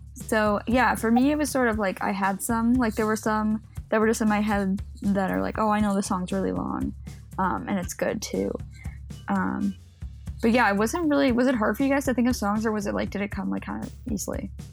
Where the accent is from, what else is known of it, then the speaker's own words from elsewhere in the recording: Chicago, Illinois, United States; it's Chicago. We got to shout out my hometown.